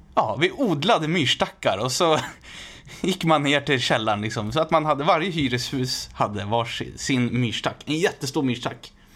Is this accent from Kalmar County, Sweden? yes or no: no; Västerås, Västmanland, Sweden; jag är född i Västerås